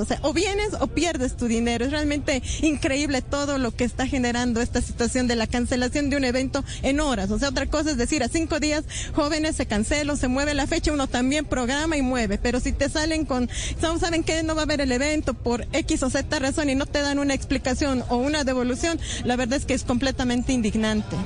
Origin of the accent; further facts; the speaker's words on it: Bolivia; Yo soy boliviano